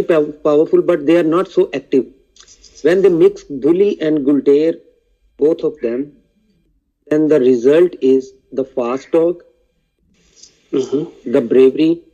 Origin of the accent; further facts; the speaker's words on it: Pakistan; from Pakistan